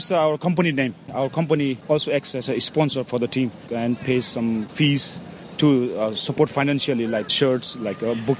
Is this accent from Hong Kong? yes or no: yes; Hong Kong; I was born in Hong Kong, as my father was stationed in the British Army in Hong Kong.